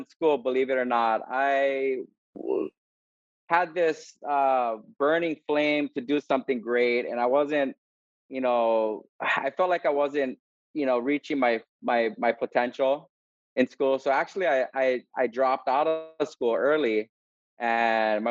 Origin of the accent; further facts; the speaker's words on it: Kona, Hawaii, United States; moved away as an adult; now in Oahu, United States; I grew up in Kona, Yalaki Kua Bay, and went to Kona Waena High School